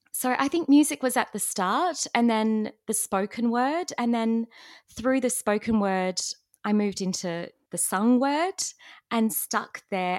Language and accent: English; Australia; accent: Australian; first language English; as an Australian